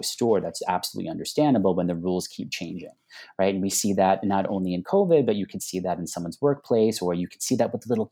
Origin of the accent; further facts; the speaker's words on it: Long Island, New York, United States; moved away; I grew up on Long Island